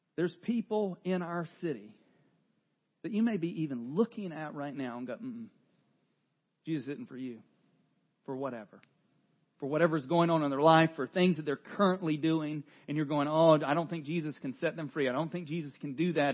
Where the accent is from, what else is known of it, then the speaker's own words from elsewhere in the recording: North Carolina, United States; I am from North Carolina